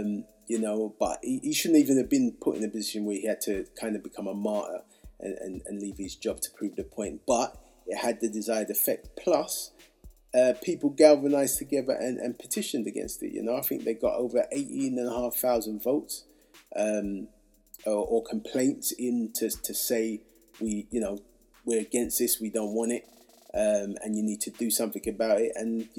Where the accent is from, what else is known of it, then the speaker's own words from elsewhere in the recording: Hackney, London, United Kingdom; You know, and look, I'm from Hackney.